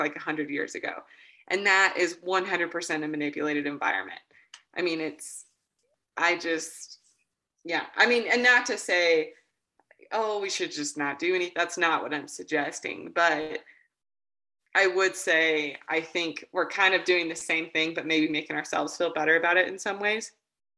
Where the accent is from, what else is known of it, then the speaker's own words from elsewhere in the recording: near Alleen / Woodward, northwestern Oklahoma, United States; now in Cora, Wyoming, United States; I was raised in northwestern Oklahoma up by a tiny town called Alleen, but Woodward is kind of the closest population